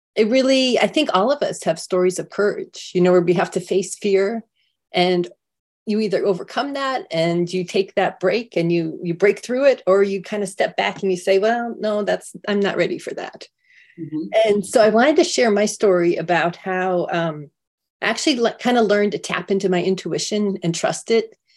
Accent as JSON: {"language": "English", "town": "San Diego", "region": "California", "country": "United States", "said": "I'm from San Diego"}